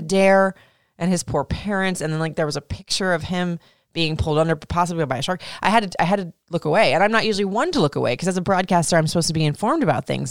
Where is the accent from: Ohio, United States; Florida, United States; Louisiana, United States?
Florida, United States; I was traumatized as a kid growing up in Florida